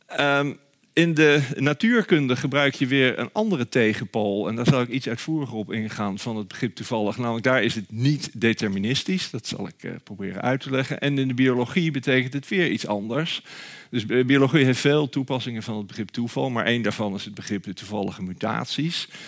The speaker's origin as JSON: {"language": "Dutch", "town": "Nijmegen", "region": "Gelderland", "country": "Netherlands", "said": "waar ik dan vandaan kom. Toen zei ik Nijmegen"}